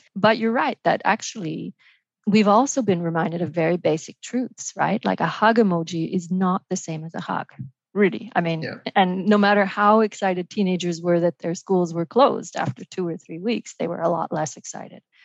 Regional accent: Montreal, Quebec, Canada; also born or lived in Vancouver, Canada; now in Paris, France; I live uh, in Paris and work at the OECD, uh, but I'm originally Canadian from uh, Montreal and close to Vancouver

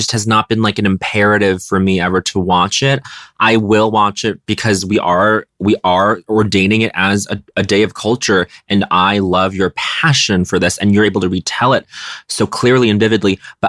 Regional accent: Colorado, United States; moved away; when I was growing up in America, I was in a landlocked state, so we didn't fucking care about Jaws or ocean culture in Colorado.

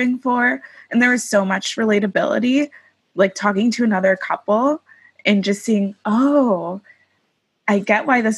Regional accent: Oak Park, Illinois, United States; I grew up in Oak Park, Illinois

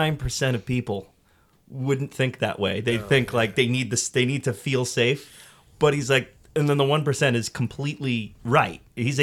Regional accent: New York, United States; I'm from New York. The Big Apple.

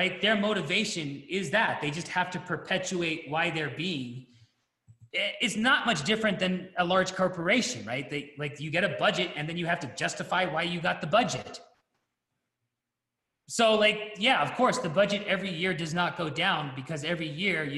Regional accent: United States; I'm American

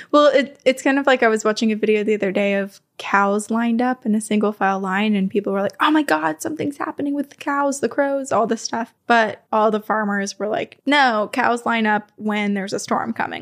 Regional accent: Vermont, United States; accent: Vermont; moved away; my home state of Vermont

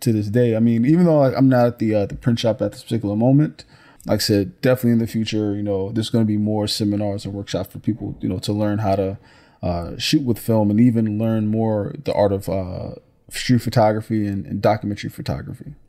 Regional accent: Newark, New Jersey, United States; even as a youth growing up in Newark

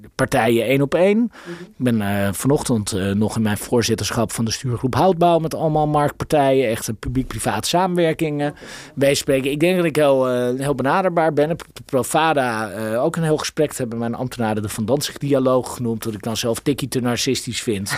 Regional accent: Amsterdam, North Holland, Netherlands; ik voel me daar natuurlijk als Amsterdammer enorm betrokken bij

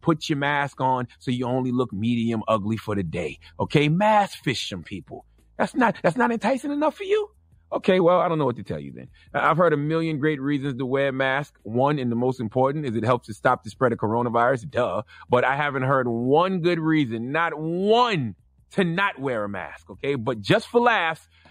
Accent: United States; I'm just American

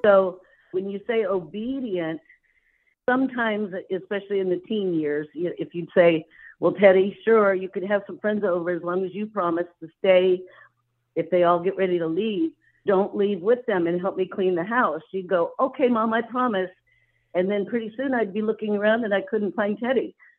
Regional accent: California, United States; moved away as an adult; also born or lived in Indiana; I grew up out there in California

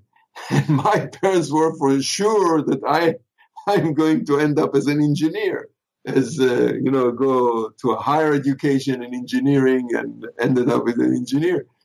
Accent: Israel; moved away as an adult; now in Los Angeles, United States; where I lived when I grew up in Israel, there was no film schools

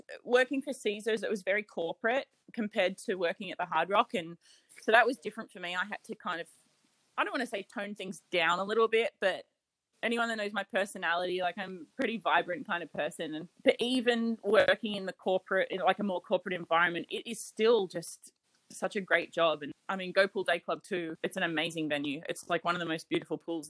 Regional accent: Australia; moved away as an adult; also born or lived in Las Vegas, United States; as an Australian

